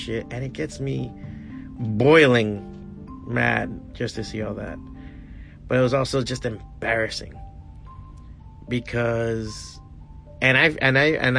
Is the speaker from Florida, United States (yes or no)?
yes; Florida, United States; I'm an American because I was born here